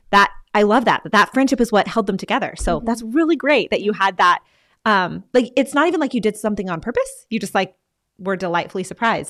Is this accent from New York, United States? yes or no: no; Texas, United States; now in Pennsylvania, United States; I'm from Texas, and Franciscan was like across the country, and now I live in Pennsylvania